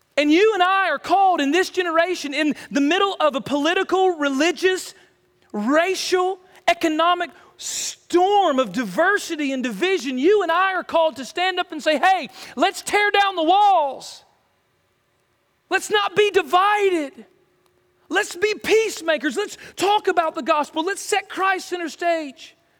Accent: United States

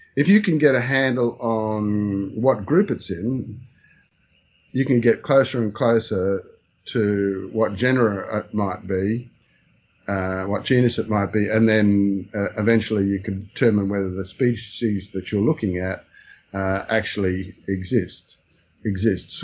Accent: Brisbane, Queensland, Australia; also born or lived in Melbourne / Singapore; after being born in Melbourne, my parents moved to Brisbane after a short stint in Singapore

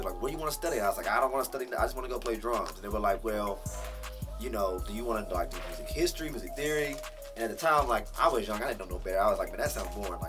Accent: Knoxville, Tennessee, United States; I'm actually from Knoxville.

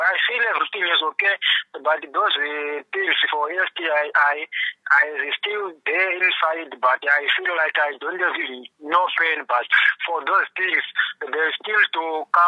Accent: Zimbabwe; now in Pretoria, South Africa; I come from Zimbabwe

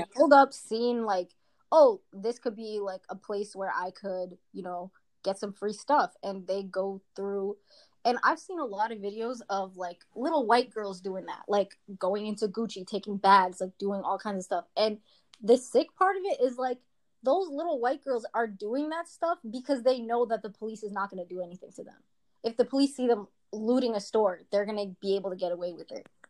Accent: Quincy, Massachusetts, United States; I'm from Quincy and that's mostly Asian. My school's mostly Asian and I spent like my whole high school years

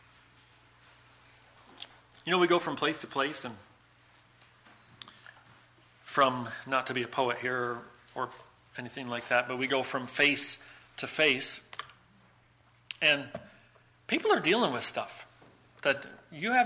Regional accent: United States; moved away as an adult; also born or lived in Buffalo; now in Ireland; it will always be a shock to my system as an American to live in Ireland. I don't know if I'll ever be able to say Ireland is totally and fully home, because America is my home

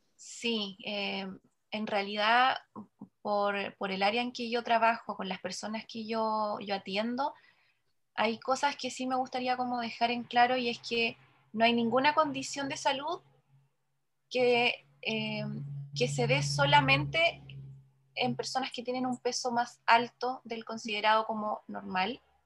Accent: Chile; lo que más consumimos como chileno

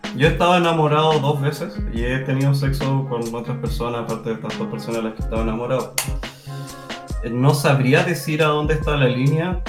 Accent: Chile; acá en Chile, no, no puedo hablar de otros lugares, de mi cultura, yo soy chileno, he estado siempre con chi, en la mayoría del tiempo con chilenos

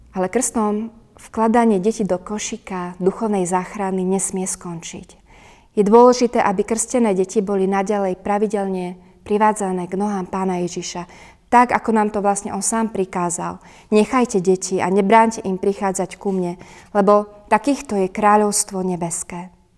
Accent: Turiec, Žilina Region, Slovakia; u nás v Turcii

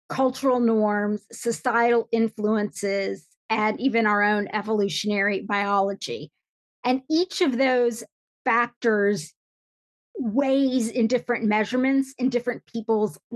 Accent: a small town in Indiana, United States; I had an American mom and we were living in a small town in Indiana

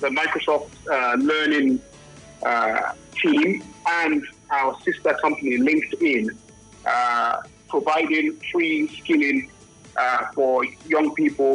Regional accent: Nigeria; I'm Nigerian

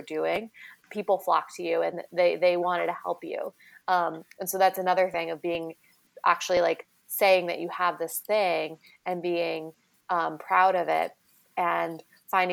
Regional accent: Kansas, United States; I'm from Kansas

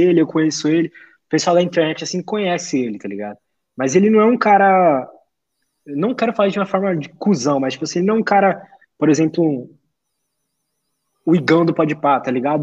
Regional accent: São Paulo, Brazil; Eu sou de São Paulo aqui

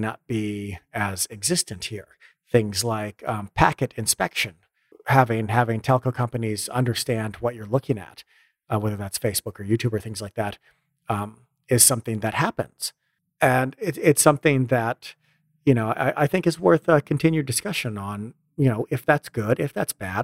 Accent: United States; moved away; also born or lived in Europe; as an American, you live in, I live in Europe

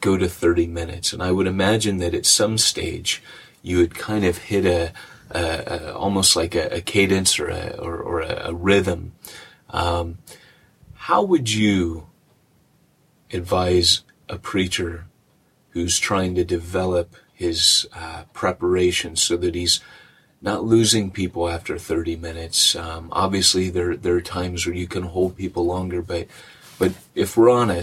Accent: California, United States; moved away as an adult; a Californian preacher

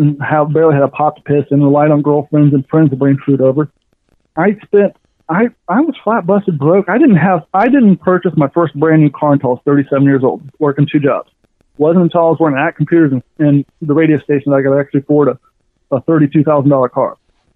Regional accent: Kentucky, United States; also born or lived in Ohio; growing up in Kentucky and Ohio, I come from long story short, as a kid, I was on food stamps and all that stuff.

